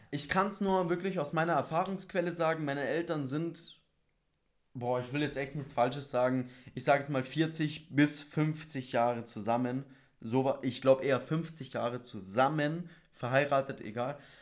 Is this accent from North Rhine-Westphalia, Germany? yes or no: no; Bavaria, Germany; wir sind in Bayern groß geworden, aufgewachsen